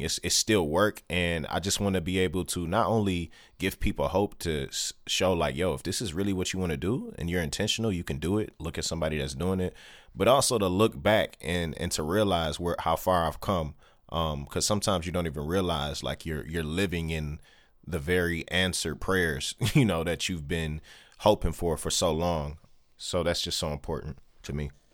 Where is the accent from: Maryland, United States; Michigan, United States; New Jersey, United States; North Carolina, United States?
Michigan, United States; Detroit; born and raised in Detroit